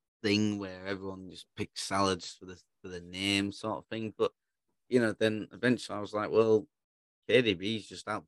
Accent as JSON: {"language": "English", "region": "Yorkshire and the Humber", "country": "United Kingdom", "said": "I'm a Yorkshireman"}